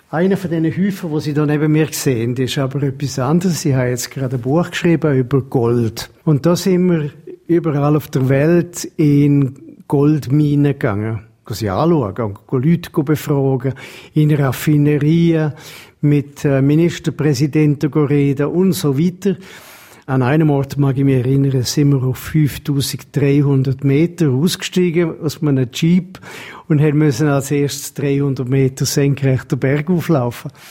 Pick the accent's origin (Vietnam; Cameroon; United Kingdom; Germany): United Kingdom; England; Ich bin in England aufgewachsen und habe einfach ein bisschen vom Dialekt beibehalten.